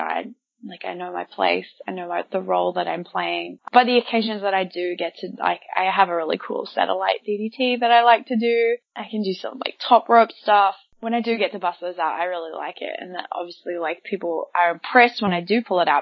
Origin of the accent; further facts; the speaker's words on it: New Zealand; accent: bogan Kiwi; moved away as an adult; now in Australia; my bogan Kiwi accent